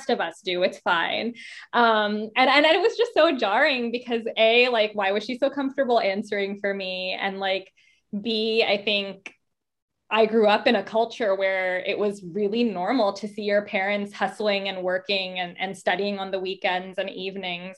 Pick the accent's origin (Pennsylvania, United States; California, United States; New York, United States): California, United States; San Francisco; moved away as an adult; also born or lived in North Carolina; I did grow up in California